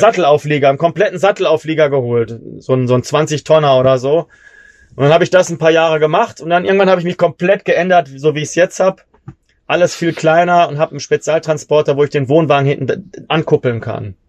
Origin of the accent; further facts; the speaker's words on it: Germany; ich als Deutscher